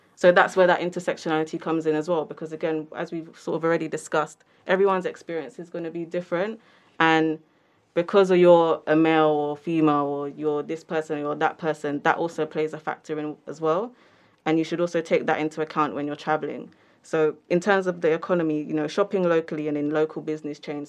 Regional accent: London, United Kingdom; I'm from London

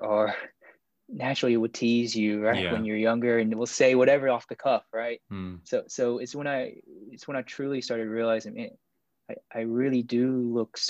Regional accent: Pelham, Alabama, United States; also born or lived in Busan, South Korea; I grew up in Alabama, and I guess a relatively small town. It's called Pelham. It's just south of Birmingham

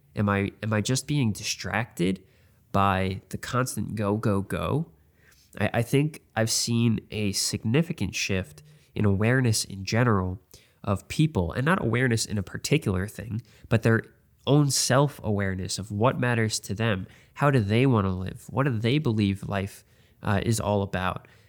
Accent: New York, United States; I'm from New York

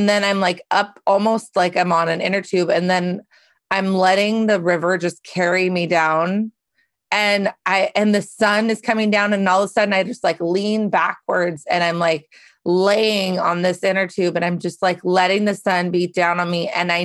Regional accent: Carnation, Washington, United States; I grew up in Carnation, Washington

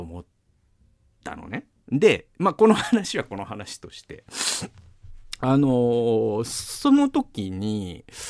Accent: Mikawa, Aichi, Japan; also born or lived in Toyohashi / Gamagori; now in Tokyo, Japan; 僕はもう三河出身とか、三河の人間だという自覚が今も失ってないから

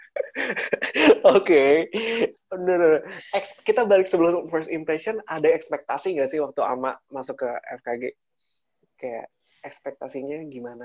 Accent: Purwakarta, West Java, Indonesia; berasal dari Purwakarta yang hmm. akhirnya mengambil apa dia uh, waktu itu dari mulai dari kecil dari sekolah SD SMP SMA semua di Purwakarta

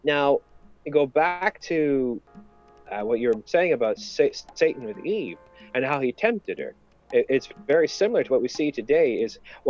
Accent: Canada; I'm Canadian

